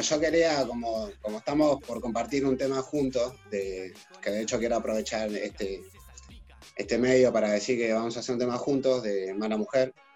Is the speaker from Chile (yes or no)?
no; Argentina; como argentinos